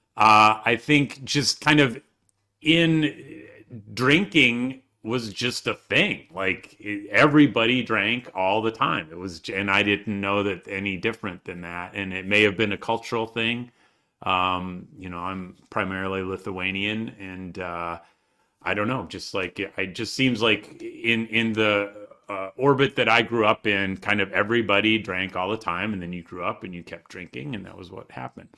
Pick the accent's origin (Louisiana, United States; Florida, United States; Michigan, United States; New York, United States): Michigan, United States; I grew up in Michigan